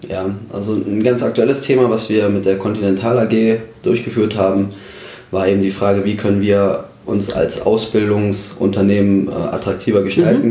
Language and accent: German; Twistetal, Hesse, Germany; also born or lived in Kassel; ich komme aus der Gemeinde Twissetal, aus dem Ortsteil Mühlhausen. Dort bin ich äh, geboren und auch aufgewachsen